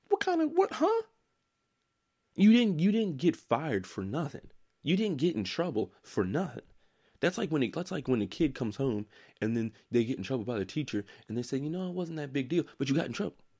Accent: United States; That's my right as an American

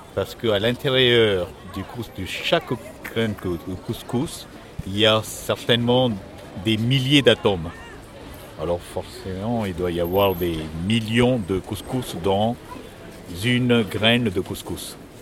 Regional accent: Tlemcen, Tlemcen Province, Algeria; je suis originaire de Tlemcen

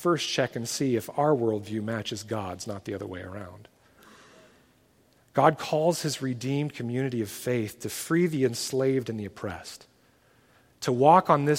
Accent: United States; as an American parent

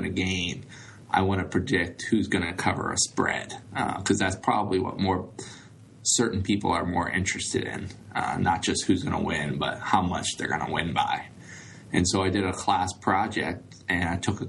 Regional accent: Dayton, Ohio, United States; I grew up in the Dayton, Ohio area, went to high school here

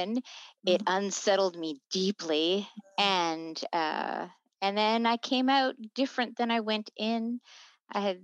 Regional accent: United States; I grew up in the States in the 70s

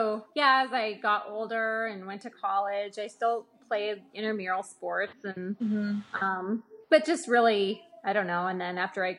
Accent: Montana, United States; also born or lived in California; I was born in California, actually. I consider myself a Montana native anyways. My family moved to Montana when I was 9.

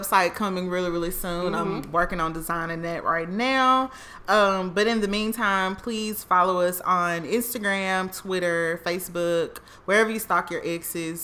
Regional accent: Canton, Mississippi, United States; accent: country; moved away as an adult; also born or lived in Houston, Texas / Jackson, Mississippi / Charlotte, North Carolina; I'm from Mississippi, Jackson/Canton. Nobody knows where Canton is unless you're from that area.

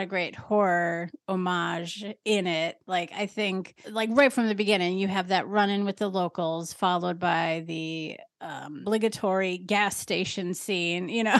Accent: Wisconsin, United States; moved away; also born or lived in Chicago; I grew up in Wisconsin and I moved to Chicago

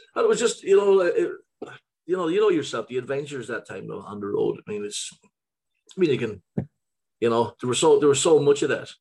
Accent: Ireland; moved away as an adult; now in Gothenburg, Sweden; growing up in Ireland

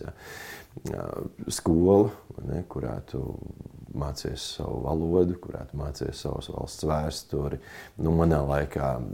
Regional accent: Talsi, Talsi Municipality, Latvia; now in Kuldīga, Latvia; dzimis Talsos un atgriezies esmu savā senču pilsētā, jo te ir, kā teikt, cēlusies man dzimta

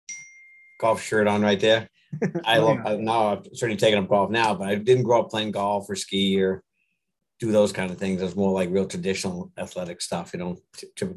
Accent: north of Boston, Massachusetts, United States; I grew up in the little north of Boston in that area

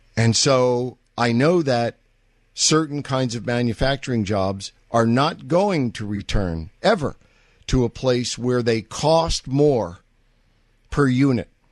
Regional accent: New York City, New York, United States; I'm from Manhattan

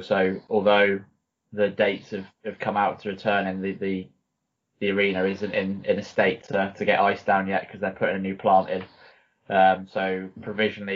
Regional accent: the South Coast, South East England, United Kingdom; also born or lived in Lincoln; I grew up as a football fan. I'm from the South Coast, obviously. So big Southampton supporter.

